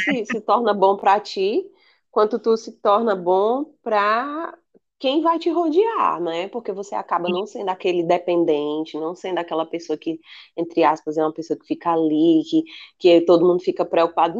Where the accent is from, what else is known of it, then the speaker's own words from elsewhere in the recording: Acre, Brazil; moved away; also born or lived in Ceará; Tem muito lá na minha terra também, no Acre